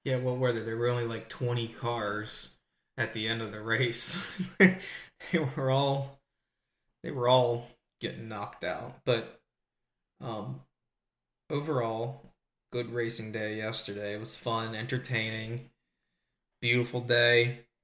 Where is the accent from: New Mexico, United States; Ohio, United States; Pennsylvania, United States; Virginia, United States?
Pennsylvania, United States; I'm from Pennsylvania